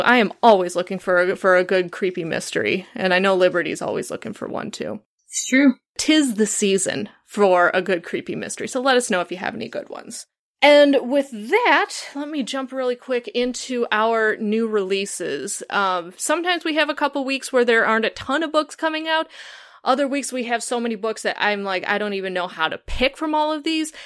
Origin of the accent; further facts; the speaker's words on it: Chicago, Illinois, United States; I'm from the Chicago area